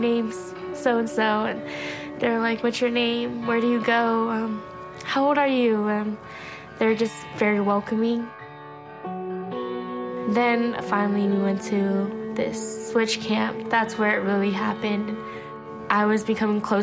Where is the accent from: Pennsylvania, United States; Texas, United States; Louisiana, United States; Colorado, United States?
Texas, United States; Austin; also born or lived in Cuero, Texas; I'm 17 and I'm from South Austin